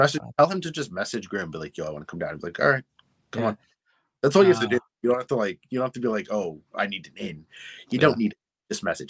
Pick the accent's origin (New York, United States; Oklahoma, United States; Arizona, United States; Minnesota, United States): New York, United States; my home state of New York